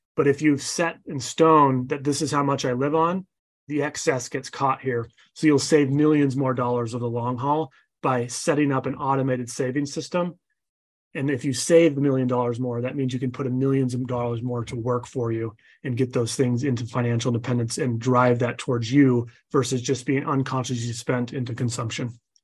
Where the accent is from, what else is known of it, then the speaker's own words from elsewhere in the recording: Utah, United States; I'm from Utah.